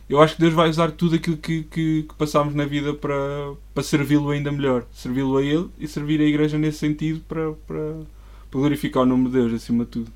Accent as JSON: {"language": "Portuguese", "town": "Coimbra", "region": "Centro", "country": "Portugal", "tie": "born or raised there", "said": "sou de Coimbra, nasci lá"}